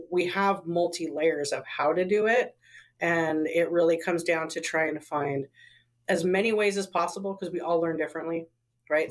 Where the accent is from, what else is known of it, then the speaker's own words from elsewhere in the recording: Portland, Oregon, United States; I was raised in the Pacific Northwest. I was raised in Northeast Portland